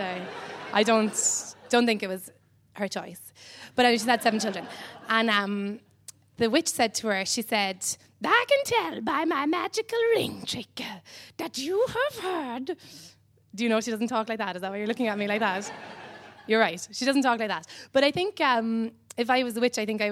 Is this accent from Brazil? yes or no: no; Cobh, Munster, Ireland; I'm from Cove in Ireland. It's an island on the south coast of Ireland.